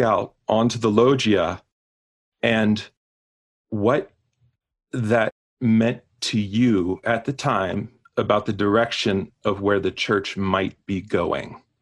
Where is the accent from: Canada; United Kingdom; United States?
United States; being an American, I grew up with John Paul II as Pope